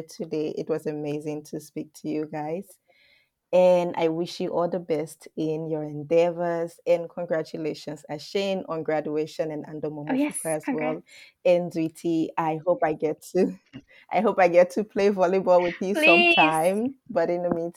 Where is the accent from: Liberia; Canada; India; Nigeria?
Liberia; moved away; I come from Liberia, and until I went to school outside of Liberia